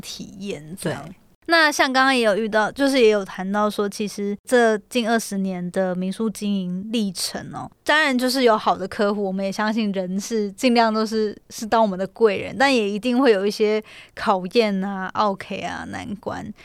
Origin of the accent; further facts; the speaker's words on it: Hualien, Hualien County, Taiwan; moved away; 因为我也是花莲人嘛